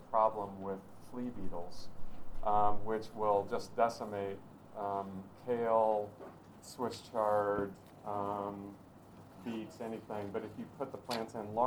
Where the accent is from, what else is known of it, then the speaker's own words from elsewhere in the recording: Knoxville, Tennessee, United States; now in Peaks Island, United States; I was raised in Tennessee